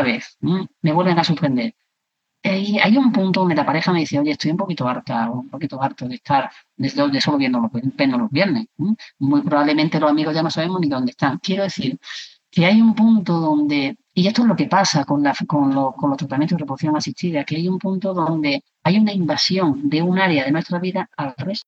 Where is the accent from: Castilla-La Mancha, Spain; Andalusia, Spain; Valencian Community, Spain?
Andalusia, Spain; Granada; also born or lived in Córdoba; yo nací en Granada, pero, pero gran parte de mi tiempo, eh, lo he vivido también en Córdoba.